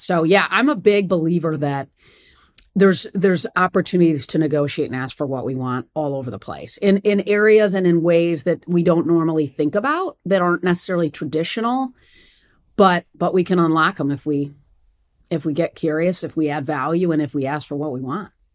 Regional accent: East Lansing, Michigan, United States; moved away as an adult; now in Atlanta, United States; I'd grown up in East Lansing

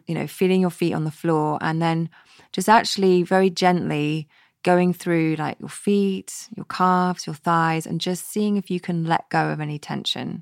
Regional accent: West Coast of Scotland, United Kingdom; growing up on the West Coast of Scotland

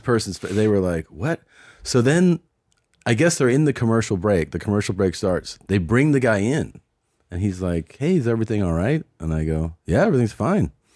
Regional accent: Cincinnati, Ohio, United States; moved away; I'm originally from Cincinnati

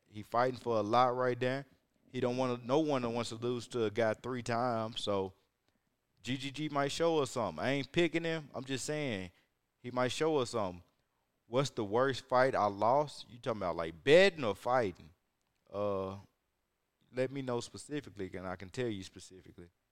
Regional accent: Huntsville, Alabama, United States; I'm from the top of the bottom. North Alabama. Near Huntsville, Alabama, that is.

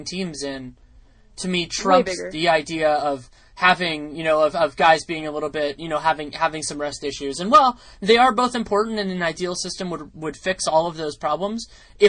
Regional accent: California, United States; as a Californian

